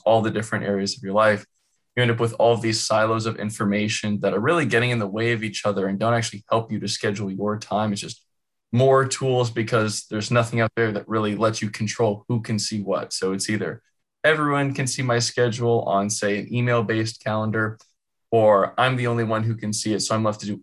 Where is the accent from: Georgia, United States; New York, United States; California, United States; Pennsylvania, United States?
California, United States; I'm from California, born and raised